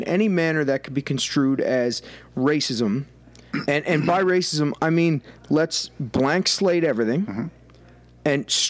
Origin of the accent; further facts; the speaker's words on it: Cape Breton, Nova Scotia, Canada; I'm from fucking Cape Breton. Right. I'm probably Scottish